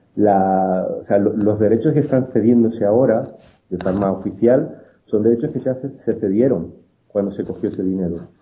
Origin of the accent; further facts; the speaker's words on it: Spain; yo como español en España